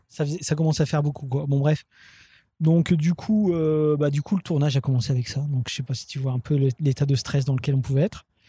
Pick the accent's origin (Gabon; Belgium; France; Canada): France; Roubaix, Hauts-de-France; j'étais de Roubaix